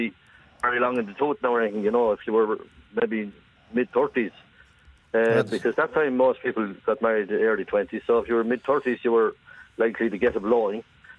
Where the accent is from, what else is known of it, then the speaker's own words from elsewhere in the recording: Ireland; we said we were from Kyle Gate, and we were as proud as punch that we came from Kyle Gate